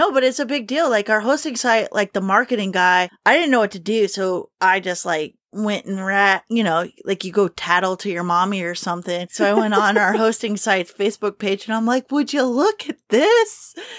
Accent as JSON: {"language": "English", "region": "Kentucky", "country": "United States", "said": "I'm from Kentucky Brian's from Indiana, and it cannot be helped"}